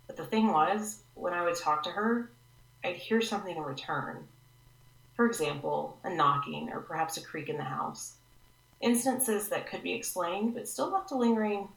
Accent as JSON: {"language": "English", "region": "the South", "country": "United States", "tie": "born or raised there", "said": "I grew up in the South, and still live here"}